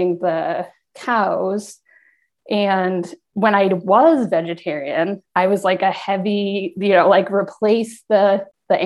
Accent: Rochester, New York, United States; I'm from Rochester

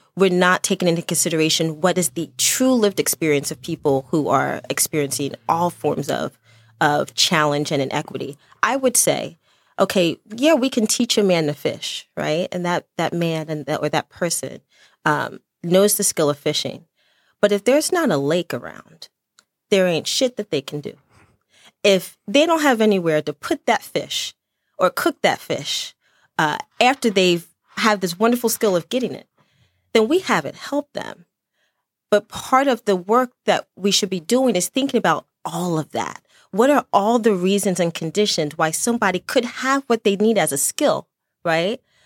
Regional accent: Chester, Pennsylvania, United States; also born or lived in Lancaster County, Pennsylvania; I was born in Chester, Pennsylvania, and, and all of my family are originally from Dutch country out in Lancaster, Pennsylvania

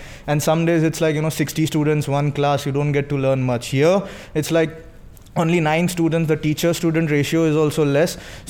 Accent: India; moved away as an adult; I'm from India and I'm 23 years old.

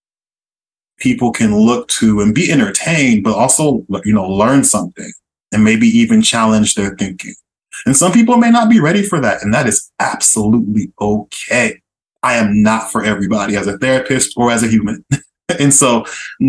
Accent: Oakland, California, United States; moved away as an adult; also born or lived in San Diego / Miami, Florida / Boston; now in Philadelphia, United States; born and raised in East Oakland, California, shout out Bay Area

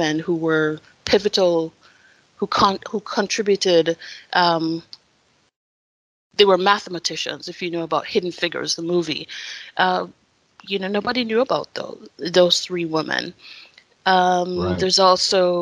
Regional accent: Jamaica; now in Idaho, United States; I am from Jamaica, and so I wasn't born and raised in the United States.

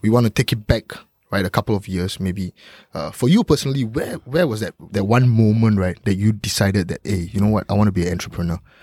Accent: Singapore; a Singaporean, right? Like, we, we, we all go through the same education system

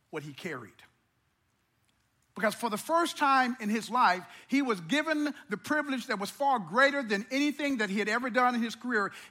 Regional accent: Missouri, United States; I come from very humble beginnings. And growing up in Missouri, we didn't have a lot.

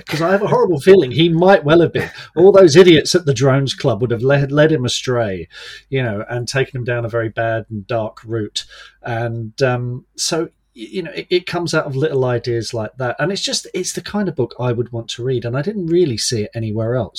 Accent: London, United Kingdom; now in Kent, United Kingdom; I was born in London, grew up in the suburbs

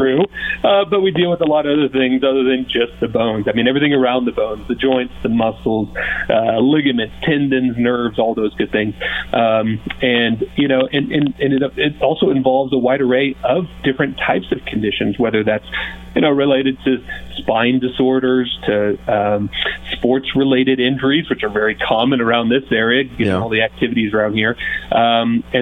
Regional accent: Kansas, United States; moved away as an adult; now in Montrose, United States; I was born and raised in Kansas, just small town Kansas, kind of the central portion of the state.

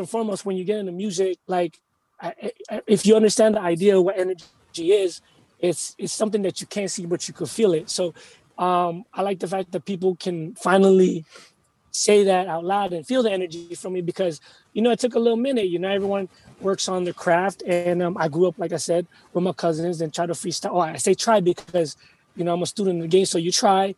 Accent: United States; also born or lived in Philippines; I'm Filipino, straight up. Yeah. I was born here, but my parents are straight up Filipino.

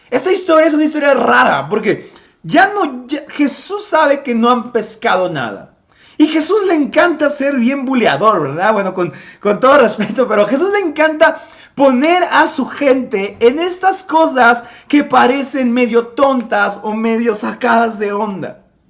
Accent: Tepetitla, Puebla, Mexico; Yo soy de Tepetitla

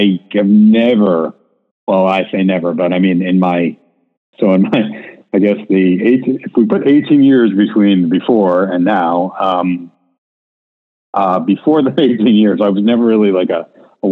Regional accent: New York, United States; I'm from New York

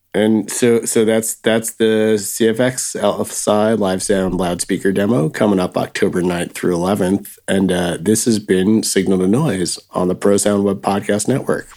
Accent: New Jersey, United States; growing up in Jersey

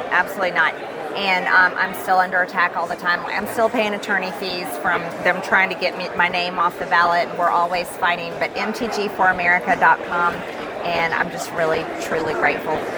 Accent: Georgia, United States; I'm from Georgia.

